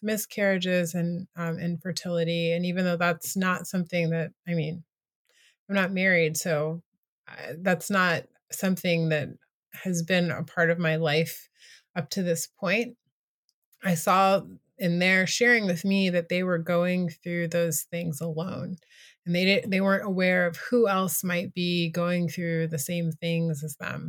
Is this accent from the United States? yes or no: yes; United States; also born or lived in Asia; now in Washington, D.C., United States; being an American living in a country that's not America